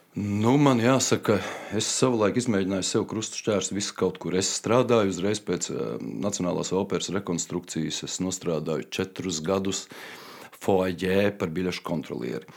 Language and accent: Latvian; Riga, Latvia; Es esmu rīznieks no dzimšanas, ehm, mācījos savulaik 50. vidusskolā